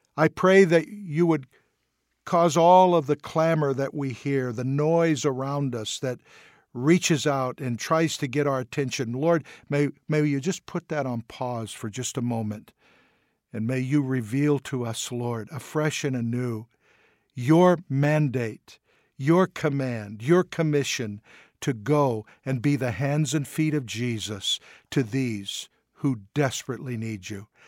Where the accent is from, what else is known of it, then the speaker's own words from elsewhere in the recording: United States; we're from the United States